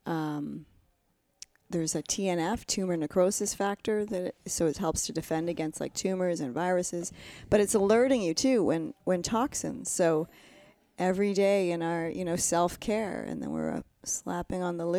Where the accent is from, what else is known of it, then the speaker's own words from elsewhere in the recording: Canada; also born or lived in Ontario; I'm fully Canadian